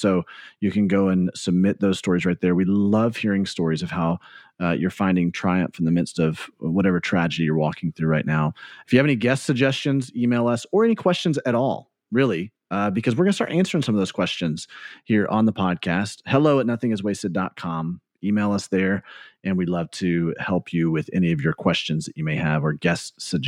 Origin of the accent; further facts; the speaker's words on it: Birmingham, Alabama, United States; No, I grew up in Birmingham and went and graduated from Tuscaloosa County High School. We moved to Tuscaloosa right before my senior year of high school.